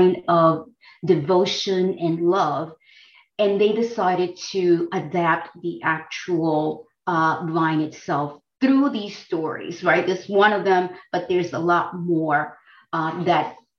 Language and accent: English; Dominican Republic; now in United States; I come from the Dominican Republic